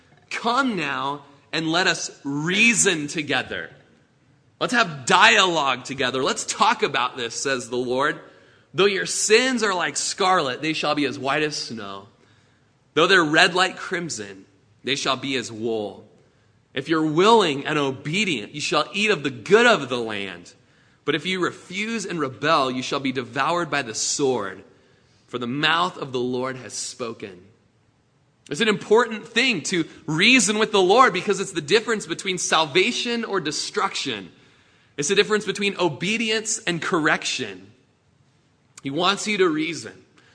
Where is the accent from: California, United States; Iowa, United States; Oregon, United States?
Oregon, United States; Klamath Falls; I was born in Klamath Falls and raised in Klamath Falls